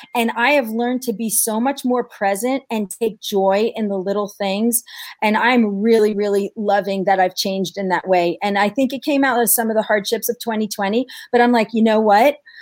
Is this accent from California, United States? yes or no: no; New York, United States; I'm from New York